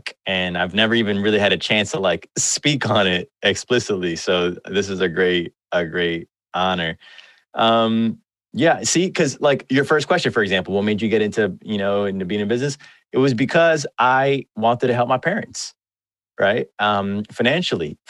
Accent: New York City, New York, United States; I was born and raised in Washington Heights

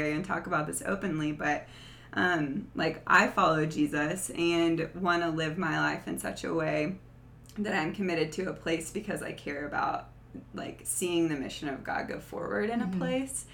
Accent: the South, United States; I grew up in the South

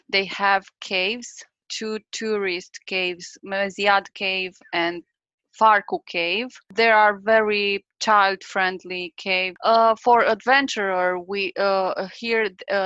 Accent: Beiuș, Bihor County, Romania; English is a second language; moved away as an adult; also born or lived in Cluj-Napoca, Romania; now in Pădurea Craiului, Romania; I'm from Beiuș

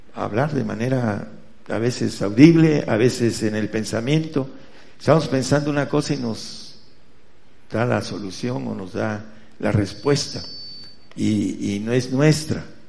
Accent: Mexico; somos mexicanos, eh, hablamos español, en nuestro español

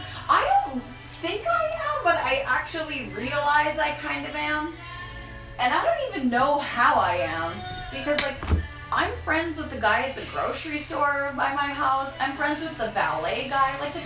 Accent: Saskatchewan, Canada; because I grew up in Saskatchewan.

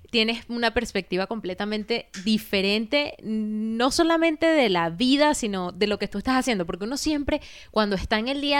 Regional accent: Barinas, Venezuela; moved away; Coño, qué ladilla que me vine de Barinas, por decirte una vaina, que no conocí ni Caracas, ¿me entiendes?

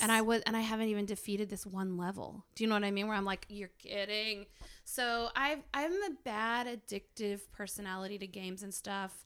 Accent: Arkansas, United States; I grew up in Arkansas

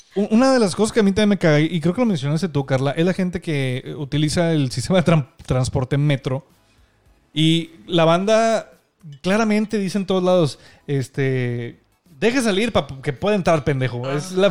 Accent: Monterrey, Nuevo León, Mexico; nosotros somos de Monterrey, Nuevo León. Bueno, ella y yo, o sea, Denise y yo

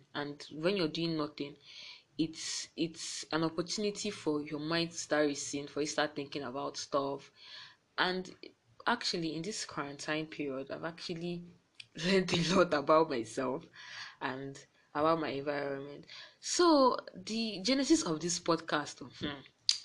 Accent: Enugu, Enugu State, Nigeria; I'm from Enugu

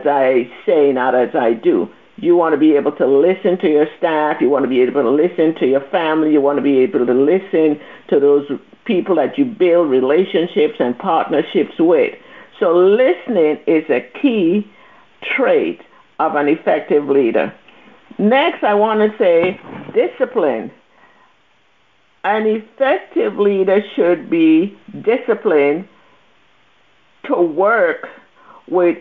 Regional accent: U.S. Virgin Islands; moved away; I'm from the Virgin Islands, in case those of you are listening and want to know where my accent is from, St. Thomas.

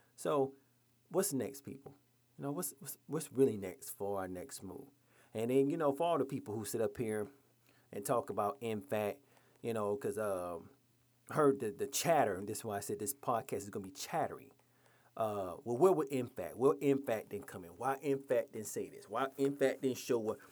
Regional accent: Georgia, United States; my home state of Georgia

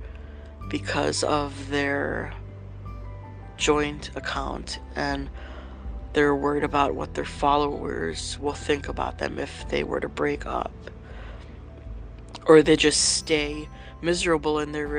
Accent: Hawaii, United States; moved away; I grew up in Hawaii

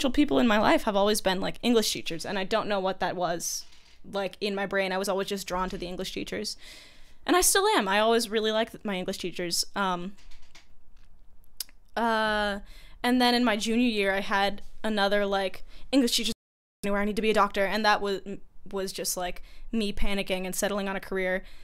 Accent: Monterey, California, United States; born or raised there

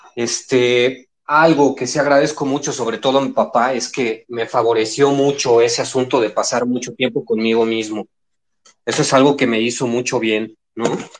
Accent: Mexico City, Mexico; de la Ciudad de México, soy chilaquil, soy chilaquil.

